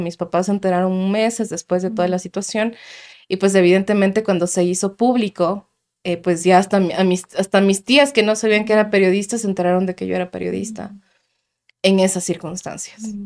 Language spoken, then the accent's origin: Spanish; Quito, Pichincha, Ecuador; moved away as an adult; yo vengo del sur de Quito orgullosamente